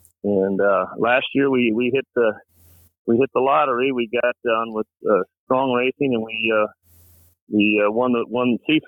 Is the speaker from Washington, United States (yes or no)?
yes; Seattle, Washington, United States; I grew up in Seattle, which was always been a hotbed for hydros.